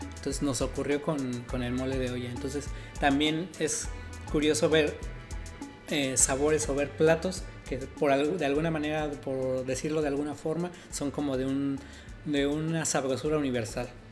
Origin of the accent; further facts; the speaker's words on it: Mexico; now in Madrid, Spain; a nosotros, a los mexicanos, normalmente el mole de olla nos encanta